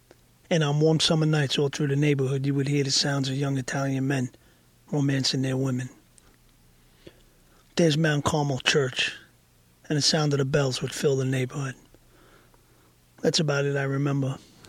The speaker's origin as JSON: {"language": "English", "region": "Bogotá", "country": "Colombia", "tie": "born there", "said": "I knew I was born in Bogota, Colombia."}